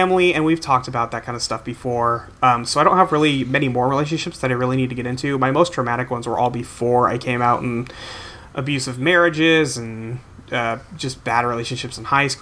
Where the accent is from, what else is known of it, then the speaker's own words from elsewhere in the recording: California, United States; growing up in California